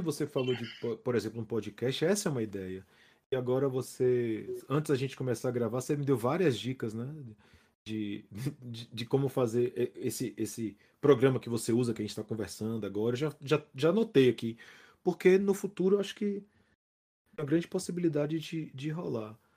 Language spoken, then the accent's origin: Portuguese; Salvador, Bahia, Brazil; o que tá acontecendo na minha terra